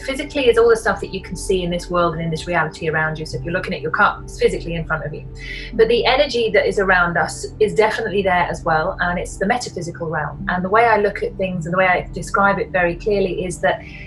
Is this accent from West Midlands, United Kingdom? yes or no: no; Yorkshire and the Humber, United Kingdom; I'm from Yorkshire in the north of England